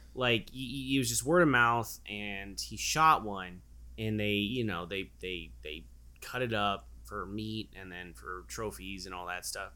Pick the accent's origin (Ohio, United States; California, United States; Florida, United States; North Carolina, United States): California, United States; Anaheim; now in Phoenix, United States; I'm from Anaheim